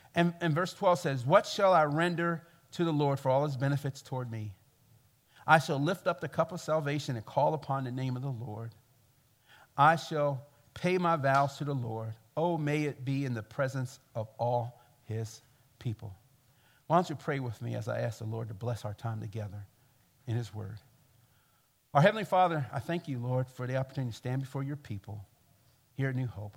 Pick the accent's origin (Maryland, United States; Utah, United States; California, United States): Maryland, United States; Baltimore; I come from Baltimore, and I come from the black church experience